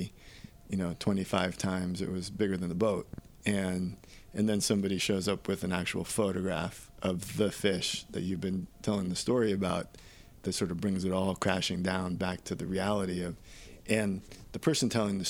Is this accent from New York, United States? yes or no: yes; New York City, New York, United States; I was born in New York City